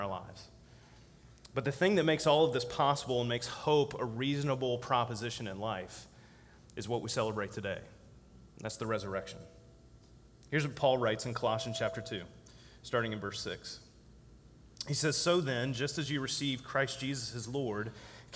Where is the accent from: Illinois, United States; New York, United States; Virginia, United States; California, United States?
Virginia, United States; Virginia, my home state